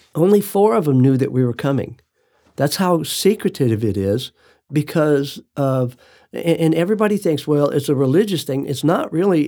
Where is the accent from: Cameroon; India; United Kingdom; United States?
United States; I'm an American.